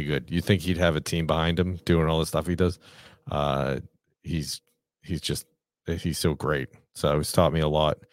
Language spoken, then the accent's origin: English; New England, United States; I'm from New England